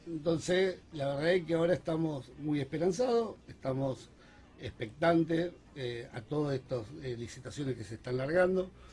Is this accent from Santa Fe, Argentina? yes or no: yes; Rosario, Santa Fe, Argentina; como rosarino